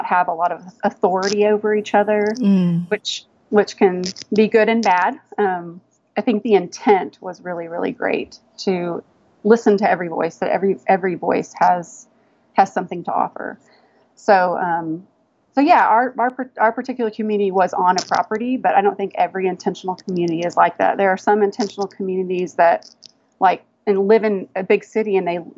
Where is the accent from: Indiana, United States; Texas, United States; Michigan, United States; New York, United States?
Texas, United States; moved away as an adult; also born or lived in Washington, D.C.; growing up in Texas, I thought I wanted to have a horse ranch, but we were big city people